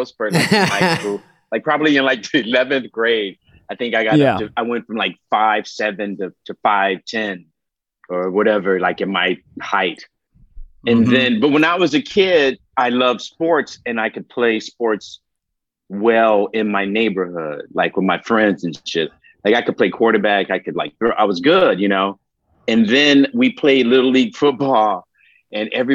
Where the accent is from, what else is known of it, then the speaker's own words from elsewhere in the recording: Detroit, Michigan, United States; I grew up in Detroit